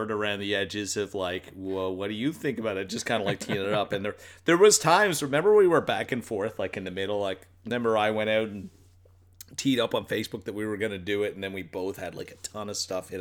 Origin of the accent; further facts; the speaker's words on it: Newfoundland and Labrador, Canada; we're from Newfoundland